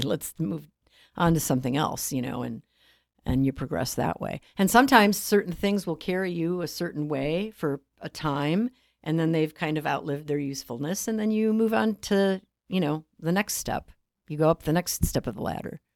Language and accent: English; Chicago, Illinois, United States; I, I grew up in Chicago on the west side